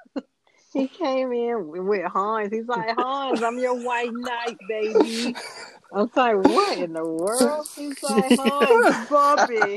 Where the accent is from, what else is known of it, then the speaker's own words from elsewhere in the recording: Georgia, United States; I'm from Georgia.